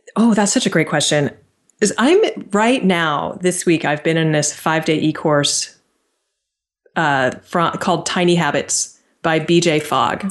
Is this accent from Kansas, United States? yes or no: no; near Stanford University, California, United States; I grew up right near Stanford University.